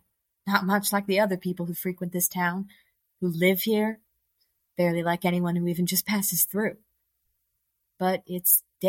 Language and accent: English; Pittsburgh, Pennsylvania, United States; I'm from Pittsburgh, Pennsylvania